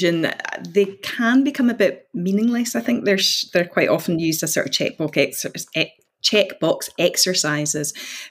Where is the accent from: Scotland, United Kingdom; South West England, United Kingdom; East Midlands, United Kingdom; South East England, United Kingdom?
Scotland, United Kingdom; Outer Hebrides; now in Glasgow, United Kingdom; I'm from the Outer Hebrides, so I'm from the Gaeltacht.